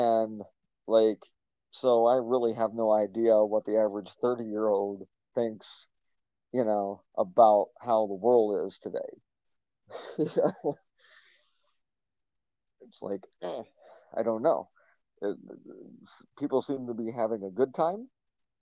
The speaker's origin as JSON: {"language": "English", "region": "Tennessee", "country": "United States", "tie": "born or raised there", "said": "I grew up in the South in Tennessee"}